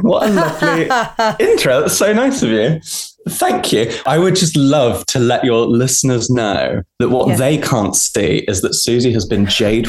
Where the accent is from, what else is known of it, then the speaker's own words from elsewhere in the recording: Hampshire, South East England, United Kingdom; Oh, we're both from Hampshire.